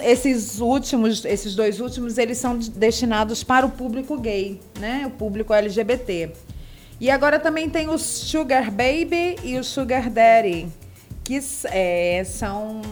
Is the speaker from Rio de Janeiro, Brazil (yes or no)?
yes; Rio de Janeiro, Brazil; moved away; Eu sou carioca